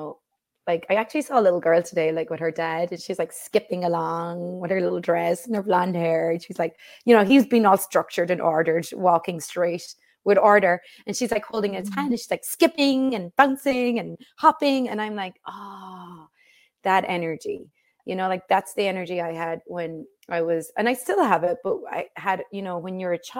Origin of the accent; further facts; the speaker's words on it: Ireland; growing up in Ireland, we would just be outside all day long